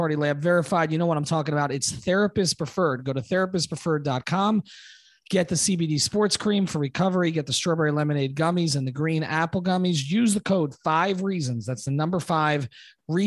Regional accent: New York, United States; now in Florida, United States; I grew up in New York, or kind of now it's like a third of my life, but at one point it was half.

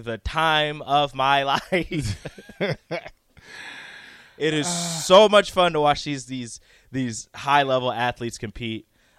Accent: Jamaica; born there; I was born on this wonderful I was born on this wonderful island, so I was just blessed with speed.

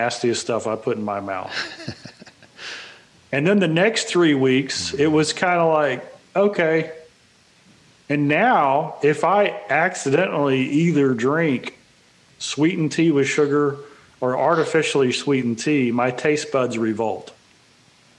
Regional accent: Texas, United States; I'm from Texas, and mom and dad from Mississippi

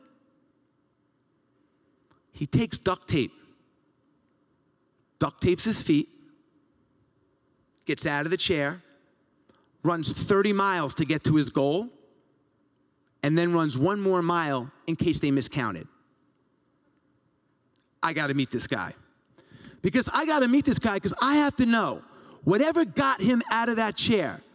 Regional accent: Long Island, New York, United States; growing up in Long Island

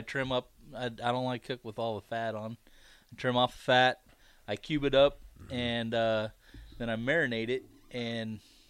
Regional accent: Kearney, Nebraska, United States; also born or lived in Seward, Nebraska; I'm from Seward, Nebraska. Mm-hmm. Grew up in Kearney, moved to Seward when I was 12.

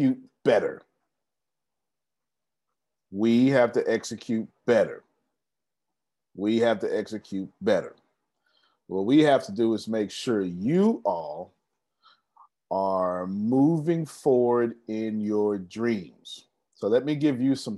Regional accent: Texas, United States; I'm such a Texan.

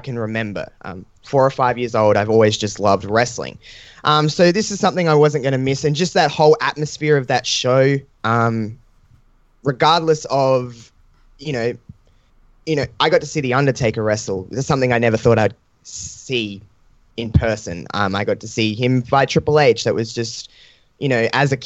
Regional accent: Adelaide, South Australia, Australia; I'm from Adelaide

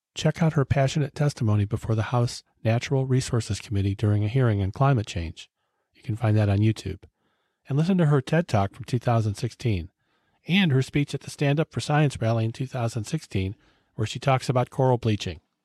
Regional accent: Cleveland, Ohio, United States; my hometown, Cleveland, Ohio

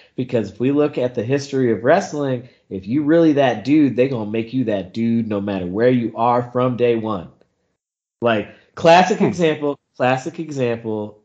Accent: the Carolinas, United States; I grew up in the Carolinas

